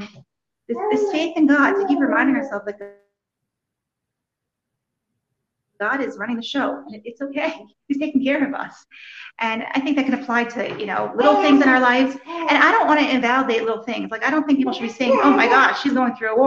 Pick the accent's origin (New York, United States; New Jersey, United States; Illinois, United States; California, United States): New Jersey, United States; Morristown; moved away as an adult; now in Chernihiv, Ukraine; I grew up in Morristown, New Jersey.